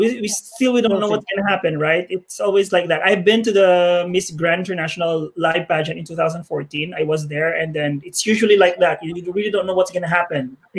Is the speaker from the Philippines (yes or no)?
yes; Philippines; I'm from the Philippines.